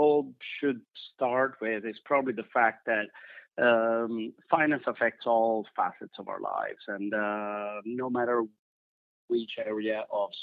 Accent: Italy; moved away; I'm originally from Italy

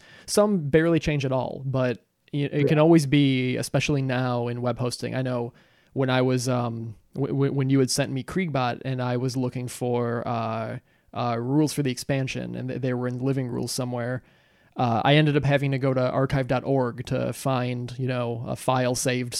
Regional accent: Wisconsin, United States; now in Chicago, United States; I'm from Wisconsin. I grew up in Wisconsin.

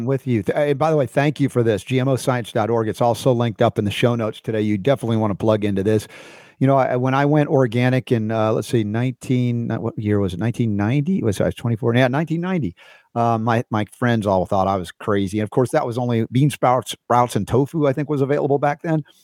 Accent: New York City, New York, United States; moved away; I was a New Yorker when I was a kid

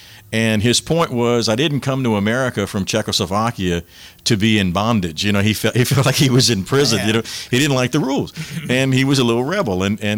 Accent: Abbeville, Louisiana, United States; we were not Catholic. I grew up in Abbeville.

